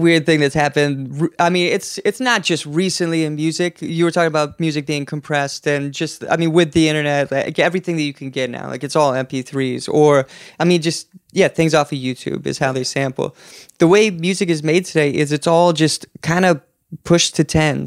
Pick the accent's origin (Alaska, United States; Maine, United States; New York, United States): Alaska, United States; now in Portland, United States; We grew up in Alaska, two hours to get groceries